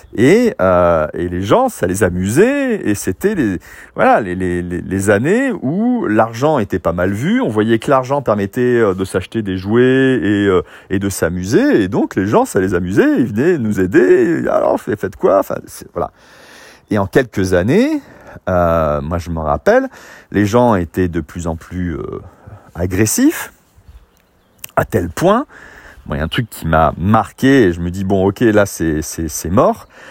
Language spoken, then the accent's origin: French; Fos-sur-Mer, Provence-Alpes-Côte d'Azur, France; j'ai grandi à Fos-sur-Mer dans une cité industrielle